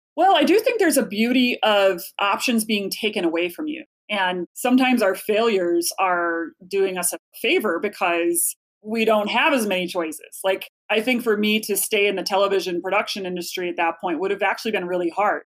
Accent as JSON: {"language": "English", "town": "Chicago", "region": "Illinois", "country": "United States", "also_born_or_lived": "New York City", "moved": "as an adult", "said": "I'm from Chicago originally, went to college at Eastern Illinois University"}